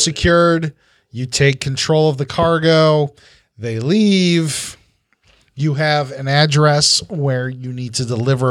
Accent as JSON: {"language": "English", "region": "the South", "country": "United States", "said": "I'm from the South. I put R's everywhere."}